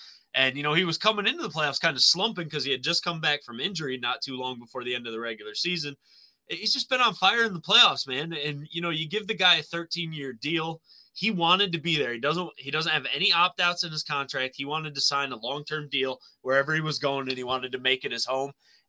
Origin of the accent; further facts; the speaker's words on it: Pennsylvania, United States; the county that we grew up in Pennsylvania, right? Bradford County.